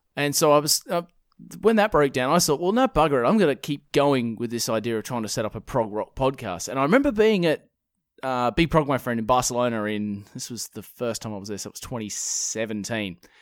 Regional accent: Perth, Western Australia, Australia; born and raised in, uh, in Perth, Western Australia

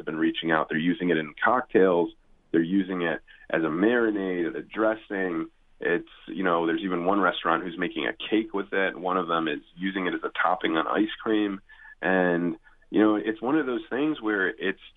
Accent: Cleveland, Ohio, United States; now in California, United States; I grew up in Cleveland, Ohio

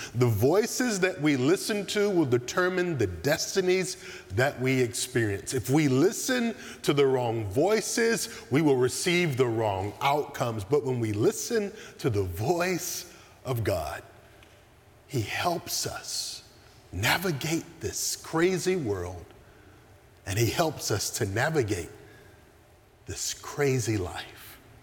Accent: the South, United States; Growing up in the South

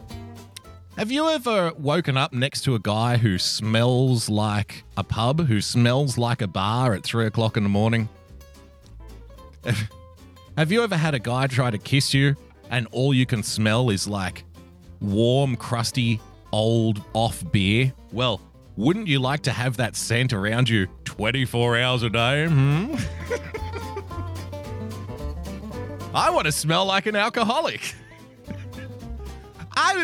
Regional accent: Australia; I'm an Australian

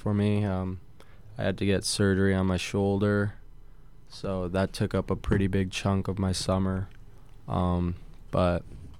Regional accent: Connecticut, United States; I first started out at Wesleyan University, where I actually took my first steps skating, and then skated at Cromwell for a while, and then finally played at Elite Hockey Academy right in Northford, Connecticut.

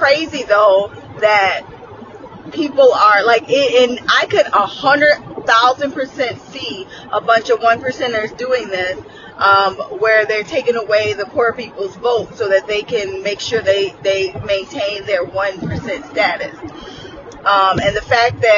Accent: United States; I am American

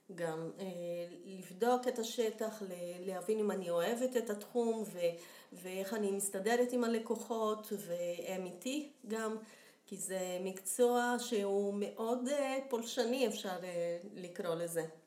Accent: Brazil; accent: Brazilian; Hebrew is a second language; now in Israel; נולדתי בברזיל, שזה גם מסביר את המבטא.

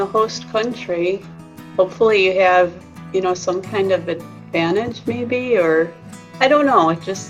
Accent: United States; And I am … from the United States.

